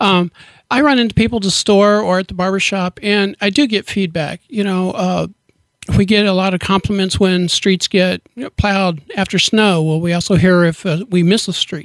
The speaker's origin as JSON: {"language": "English", "town": "Liberty", "region": "Missouri", "country": "United States", "moved": "as an adult", "lives_now": "Kearney, United States", "said": "I'm actually from Liberty, Missouri, right down the road"}